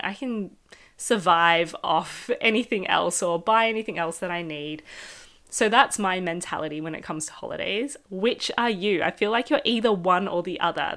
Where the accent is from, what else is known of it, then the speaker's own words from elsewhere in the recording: Melbourne, Victoria, Australia; moved away; I'm from Australia, uh, Melbourne